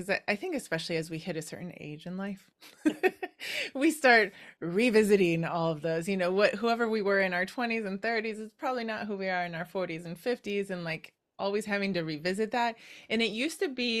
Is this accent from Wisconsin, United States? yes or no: yes; Wisconsin, United States; I'm from Wisconsin